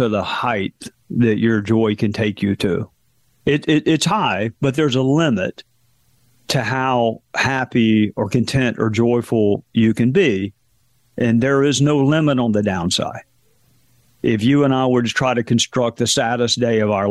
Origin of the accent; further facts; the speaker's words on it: South Carolina, United States; my home state of South Carolina